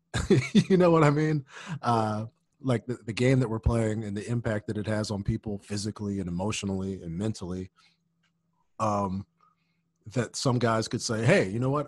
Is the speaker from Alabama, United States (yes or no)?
yes; Birmingham, Alabama, United States; moved away; I'm from Birmingham, Alabama